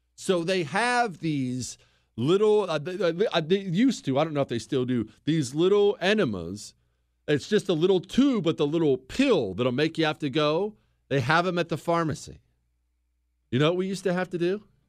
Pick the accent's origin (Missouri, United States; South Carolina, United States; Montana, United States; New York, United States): Montana, United States; I grew up in Montana